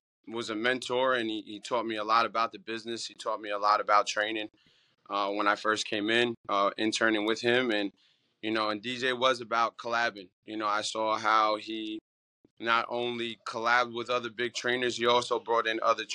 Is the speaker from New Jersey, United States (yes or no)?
yes; New Jersey, United States; I'm from North Jersey